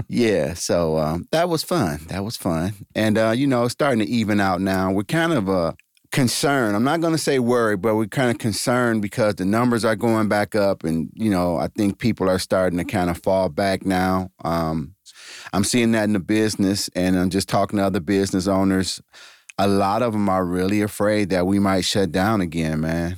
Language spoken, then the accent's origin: English; East Cleveland, Ohio, United States; I grew up in East Cleveland, Ohio, went to Shaw High School